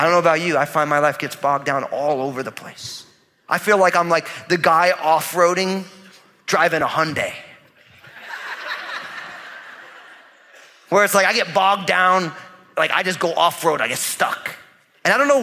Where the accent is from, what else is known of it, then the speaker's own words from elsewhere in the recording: New Jersey, United States; I'm from New Jersey, so I talk that way to people.